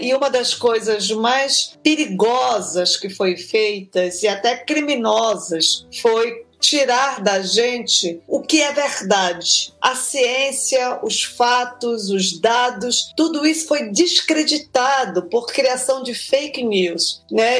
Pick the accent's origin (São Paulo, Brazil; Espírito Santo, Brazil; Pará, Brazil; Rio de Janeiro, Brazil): Pará, Brazil; Belém; Eu, eu, eu nasci em Belém do Pará